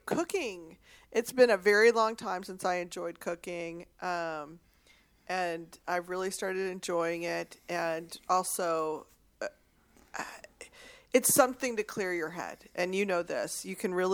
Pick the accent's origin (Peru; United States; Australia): United States; Texas; I'm from Texas